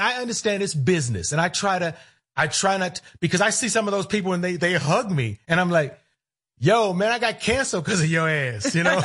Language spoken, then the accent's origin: English; Cleveland, Ohio, United States; moved away as an adult; I grew up in Cleveland